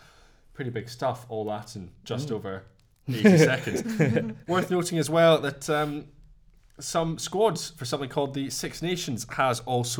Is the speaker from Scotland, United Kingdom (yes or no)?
yes; Scotland, United Kingdom; being deeply Scottish.